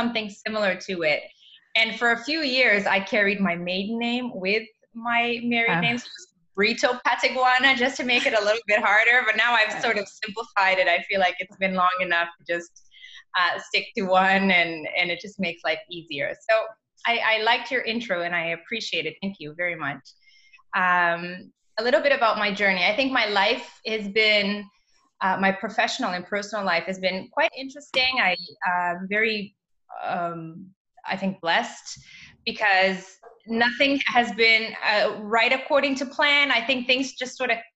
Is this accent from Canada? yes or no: yes; Canada; also born or lived in Mozambique; I was raised in Canada